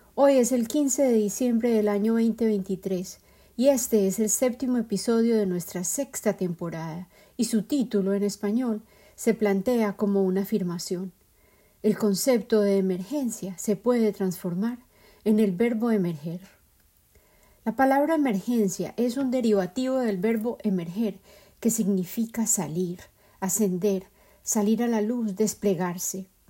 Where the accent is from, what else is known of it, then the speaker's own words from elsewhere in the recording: Medellín, Antioquia, Colombia; En Colombia, y en particular en mi ciudad de origen, Medellín